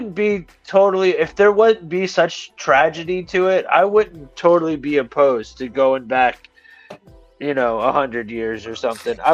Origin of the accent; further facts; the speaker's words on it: Cleveland, Ohio, United States; now in Columbus, United States; I personally am from Cleveland, Ohio, and I live in Columbus, Ohio